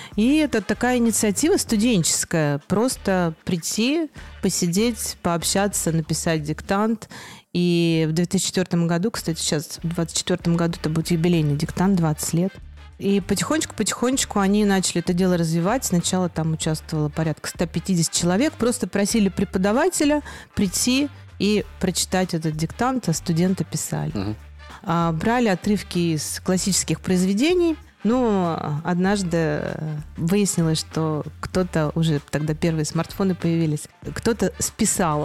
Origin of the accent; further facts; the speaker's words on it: Akademgorodok, Novosibirsk Oblast, Russia; also born or lived in Moscow; now in Novi Sad, Serbia; я вообще родилась в небольшом маленьком городке Академгородок